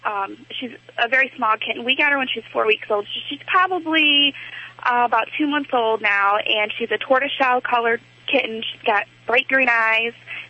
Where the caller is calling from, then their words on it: Toledo, Ohio, United States; Toledo, Ohio.